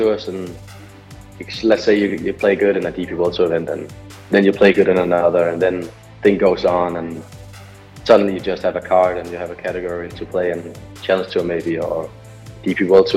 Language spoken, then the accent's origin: English; Denmark; I'm 17 years old and I'm from Denmark. I'm a part of the Danish national team